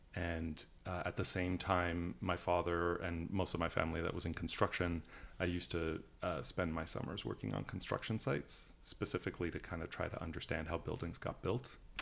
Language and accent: English; Canada; also born or lived in Italy; now in United States; the European side of my family and the fact that I grew up in Canada